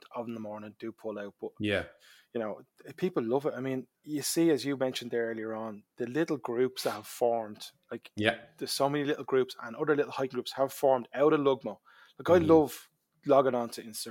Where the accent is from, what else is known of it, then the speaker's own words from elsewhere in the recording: Dublin, Leinster, Ireland; also born or lived in Kingswood; now in County Kildare, Ireland; where I grew up in Springfield in Tallaght. And then I moved up to Kingswood. And now I'm a Kildare man